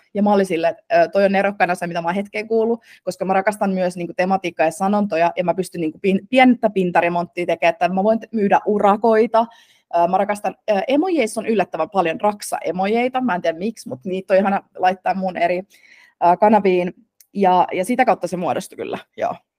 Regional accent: Turku, Southwest Finland, Finland; äiti oli töissä äh, hotelliketjussa Turussa, äh, mistä mä oon taas kotoisin

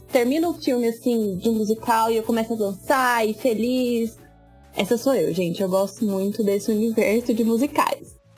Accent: Goiás, Brazil; eu tenho 25 anos, sou goiana

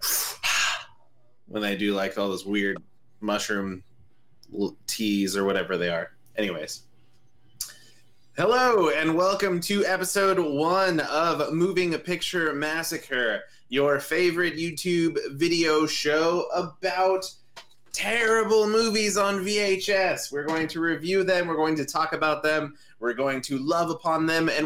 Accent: Southern California, United States; I am from Southern California.

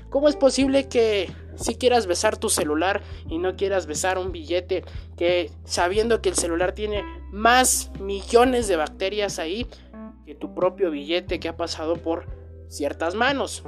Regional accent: Mexico; en mi país, que es México

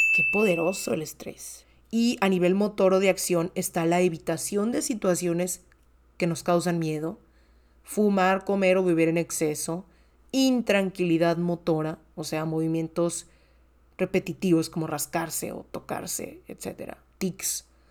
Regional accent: Monterrey, Nuevo León, Mexico; soy comunicóloga mexicana de Monterrey, Nuevo León

